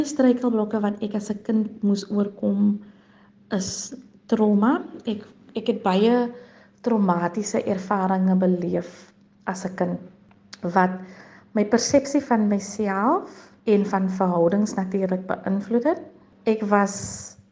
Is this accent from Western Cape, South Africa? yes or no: yes; Ladismith, Western Cape, South Africa; Ek het grootgeword in die Hoekom Vallei. Die Hoekom Vallei is 'n plaasgemeenskap paar kilometer buite kan Lady Smith